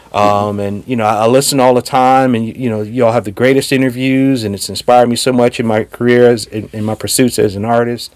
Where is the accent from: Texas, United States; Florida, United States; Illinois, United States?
Illinois, United States; Chicago; I'm from Chicago